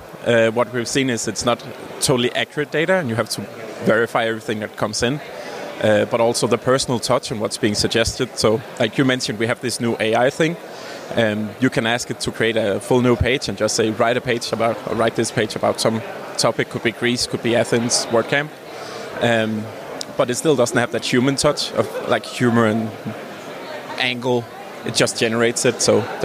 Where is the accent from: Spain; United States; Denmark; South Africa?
Denmark; I work at Jetpack and I come from Denmark.